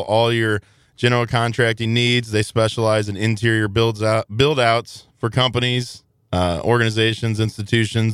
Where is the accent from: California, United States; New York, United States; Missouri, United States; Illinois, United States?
Illinois, United States; Southern; growing up in Southern Illinois